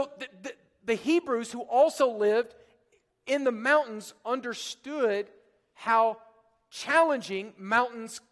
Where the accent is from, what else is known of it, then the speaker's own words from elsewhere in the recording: Oklahoma, United States; moved away; Oklahoma, where I'm from